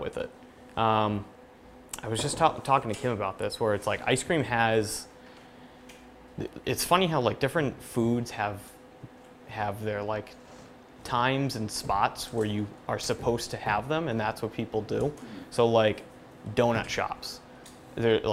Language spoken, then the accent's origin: English; Sandwich, Massachusetts, United States; also born or lived in Boston; I grew up right in Sandwich. Growing up on the Cape's awesome